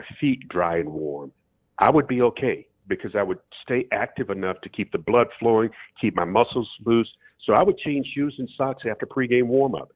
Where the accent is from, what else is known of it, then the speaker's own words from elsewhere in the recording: Florida, United States; I'm from Florida.